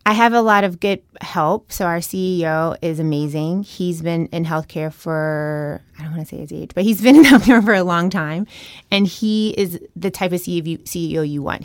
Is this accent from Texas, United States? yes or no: no; Chattanooga, Tennessee, United States; moved away as an adult; also born or lived in Boston; I grew up in Tennessee, very small town